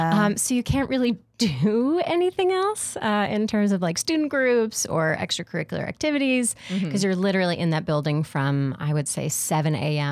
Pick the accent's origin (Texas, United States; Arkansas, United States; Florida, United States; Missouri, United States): Florida, United States; Jacksonville; moved away as an adult; now in New York, United States; I'm from Florida, from Jacksonville, born and raised. I came to New York 10 years ago, almost exactly. I had my 10-year New York-iversary August 10th.